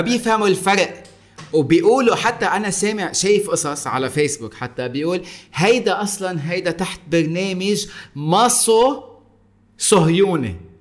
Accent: Lebanon; انا صح اني لبناني

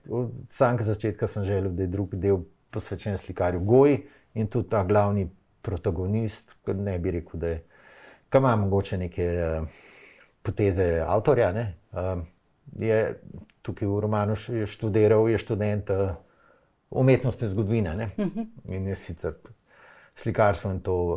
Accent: Ljubljana, Slovenia; sem jaz Ljubljančan, sem se vozil v Škofijo, lahko to športno gimnazijo

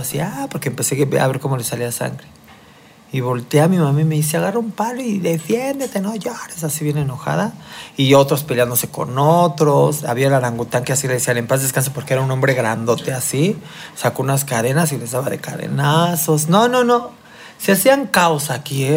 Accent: Mexico City, Mexico; nací aquí en la Ciudad de México en 1974

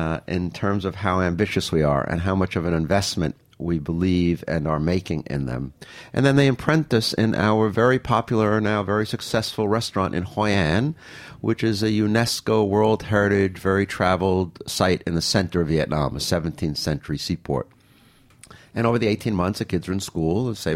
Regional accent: New York, United States; I'm a New Yorker, born and raised

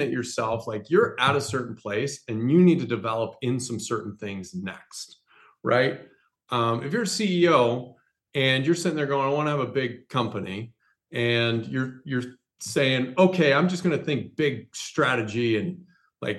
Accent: Wyoming, United States; moved away as an adult; also born or lived in Tulsa, Oklahoma / California / Chicago / Baltimore; now in Rapid City, United States; I grew up in Wyoming, went to school at the School of Mines here in Rapid.

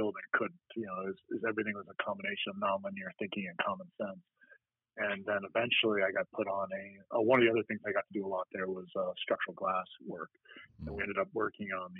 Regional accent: New York, United States; moved away; growing up around New York. My dad was a New York City cop

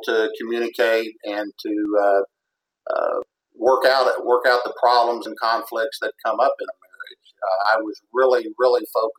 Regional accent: Western Kentucky, United States; I grew up in Kentucky, in Western Kentucky

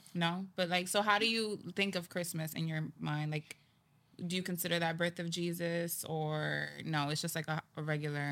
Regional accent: New York City, New York, United States; I was born in the Bronx. I'm Dominican and Puerto Rican

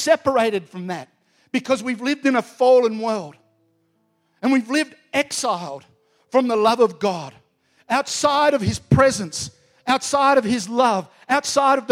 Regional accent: Australia; I'm an Aussie.

